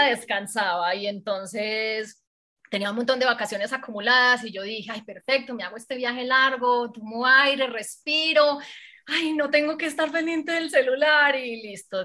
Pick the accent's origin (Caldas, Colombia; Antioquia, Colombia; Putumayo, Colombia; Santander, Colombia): Antioquia, Colombia; Medellín; pasé por todos los medios de comunicación de aquí de Medellín, pues como se habrán dado cuenta, soy paisa